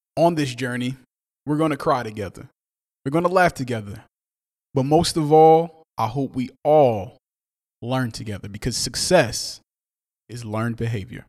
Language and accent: English; Newark, New Jersey, United States; I'm from Newark, New Jersey. I'm very proud to be from Newark, New Jersey